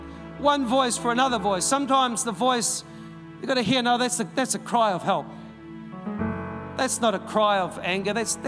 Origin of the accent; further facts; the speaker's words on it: Dannevirke, Manawatū-Whanganui, New Zealand; We came from Dannevirke. And people are like, Dannevirke, where's that? Is that somewhere near Wellington?